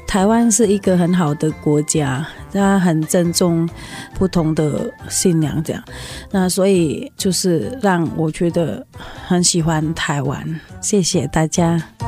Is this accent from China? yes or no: no; Indonesia; now in Taiwan; 我来自印尼啊。我们家是全家都是穆斯林的信仰。我们在台湾，